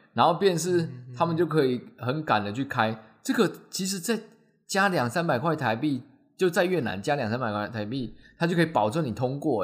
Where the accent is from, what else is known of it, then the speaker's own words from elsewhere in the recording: Taiwan; 我们台湾人